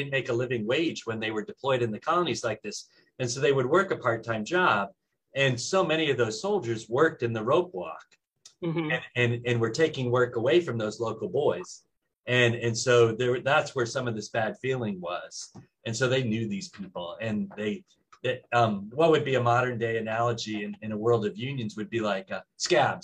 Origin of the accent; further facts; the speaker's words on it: New England, United States; growing up in New England